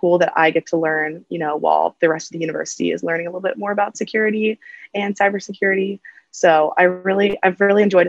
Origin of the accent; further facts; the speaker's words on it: Cincinnati, Ohio, United States; now in Dayton, United States; I am originally from Cincinnati, born and raised there, lived there my whole life